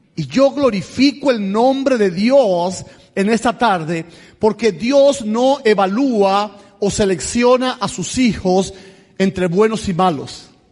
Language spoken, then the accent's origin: Spanish; Camagüey, Cuba; moved away as an adult; also born or lived in Tula, Russia; now in United States; Soy de Cuba, pero en Cuba soy de la provincia de Camagüey, 570 kilómetros hacia el este de La Habana. Nací en el reparto Garrido, ahí en Camagüey.